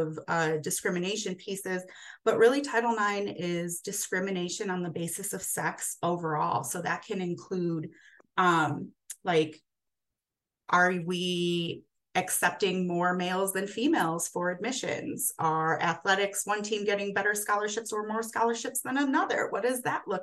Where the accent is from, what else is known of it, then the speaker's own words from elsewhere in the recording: Chicago, Illinois, United States; moved away as an adult; also born or lived in Arizona; now in Albuquerque, United States; I am originally from Chicago